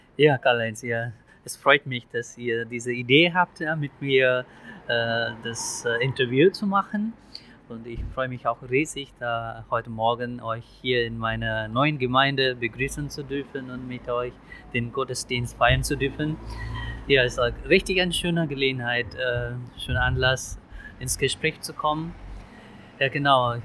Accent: India; German is a second language; also born or lived in Ibbenbüren, Germany; now in Selm, Germany; Imbüren war für mich als Inder die zweite Heimat

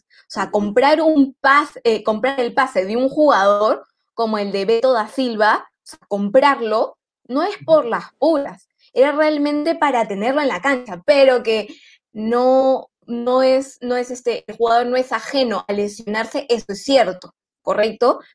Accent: Peru; yo como peruana

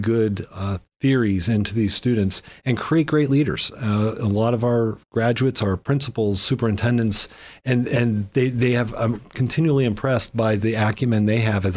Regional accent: Millcreek, Pennsylvania, United States; I grew up in Mill Creek

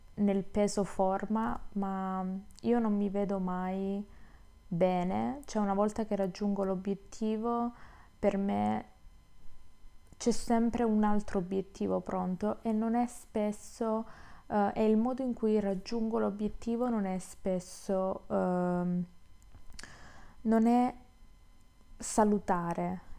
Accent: Southern Italy, Italy; moved away; che torno giù, quindi sono terrona

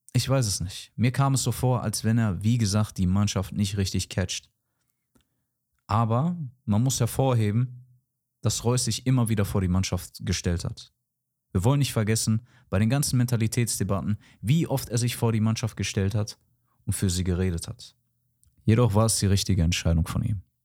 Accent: Dortmund, North Rhine-Westphalia, Germany; ich als gebürtiger Dortmunder

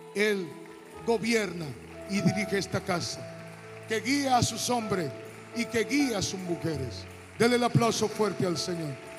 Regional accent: Hato Mayor, Dominican Republic; moved away as an adult; also born or lived in Santo Domingo; yo vengo de Atomayor

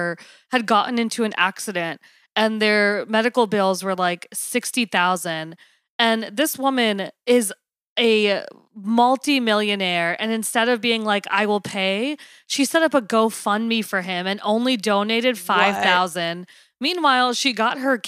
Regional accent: Long Island, New York, United States; I grew up in Long Island, and Long Island can be really racist

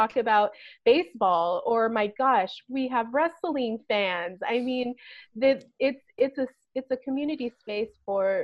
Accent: California, United States; I was from California

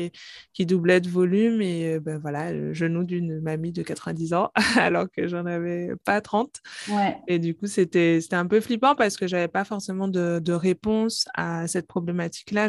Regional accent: Guadeloupe; moved away as an adult; also born or lived in Paris; je suis originaire de la Guadeloupe j'ai fait mes études de pharmacie à Paris

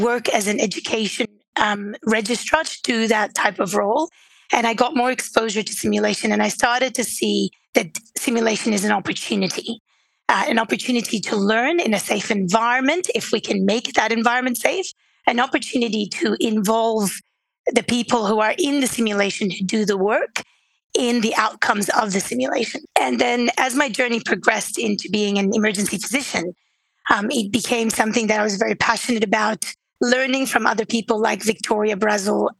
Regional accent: Beirut, Beirut Governorate, Lebanon; moved away as an adult; now in Australia; I wasn't born in Australia. I was born in Beirut, Lebanon, and I always wanted to be a doctor. And then my journey brought me to Australia to study medicine

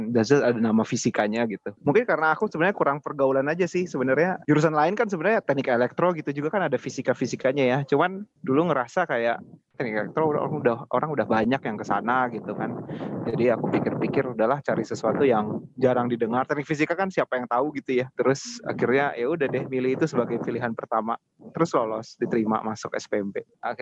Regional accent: Jakarta, Indonesia; aku dulu um, lahir dan besar di Jakarta, kemudian SD, SMP, SMA di Jakarta sih.

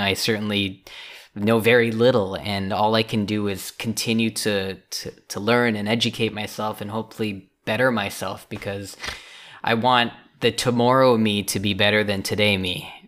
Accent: Richmond, British Columbia, Canada; moved away as an adult; also born or lived in China / Los Angeles, United States; for Vancouver, for Richmond specifically, uh, which is where I'm

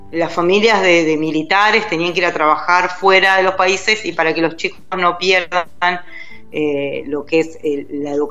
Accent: Neuquén, Argentina; now in Buenos Aires, Argentina; nosotros como somos de Neuquén, era, en realidad la primaria era hasta séptimo y cuando la inscribimos en Buenos Aires cambia.

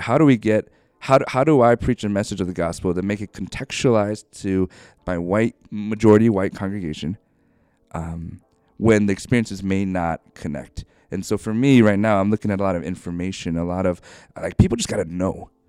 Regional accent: Ohio, United States; moved away as an adult; also born or lived in New York; now in Bothell, United States; I grew up in Ohio

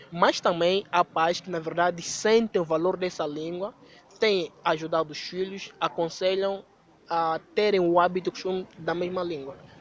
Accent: Angola; A língua nacional, concretamente da nossa região, que é a região leste e temos como a língua materna Choc

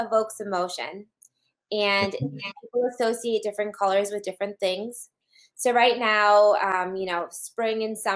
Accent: New England, United States; I'm from New England

